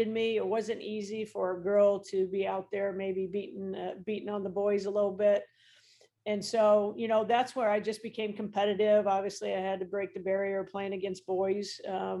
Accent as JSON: {"language": "English", "town": "Mishawaka", "region": "Indiana", "country": "United States", "tie": "born or raised there", "said": "when I was growing up in Mishawaka"}